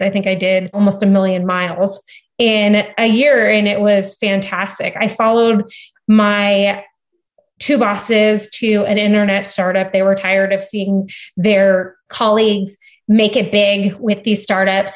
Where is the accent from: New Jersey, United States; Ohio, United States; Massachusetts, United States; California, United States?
California, United States; Cardiff by the Sea; moved away as an adult; also born or lived in San Diego / Stanford; I was born and raised in San Diego. I grew up in a beautiful town called Cardiff by the Sea.